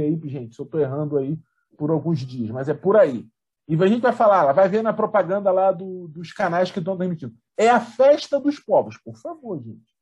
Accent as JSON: {"language": "Portuguese", "town": "São Gonçalo", "region": "Rio de Janeiro", "country": "Brazil", "said": "brasileira de São Gonçalo, na minha terra"}